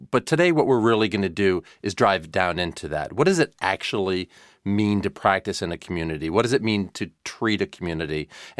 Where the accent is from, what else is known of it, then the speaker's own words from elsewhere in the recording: New Jersey, United States; while I'm not born in NJ, I was raised in New Jersey